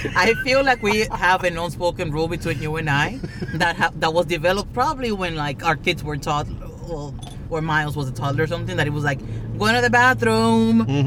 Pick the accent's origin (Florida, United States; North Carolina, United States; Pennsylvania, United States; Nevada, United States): Florida, United States; South; I grew up in South Florida